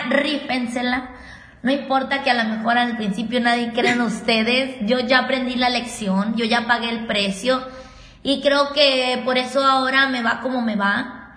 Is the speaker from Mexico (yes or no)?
yes; Mexicali, Baja California, Mexico; de Mexicali